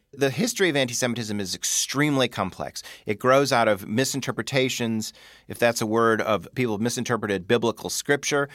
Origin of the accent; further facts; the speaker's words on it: Chicago, Illinois, United States; growing up in Chicago, being Jewish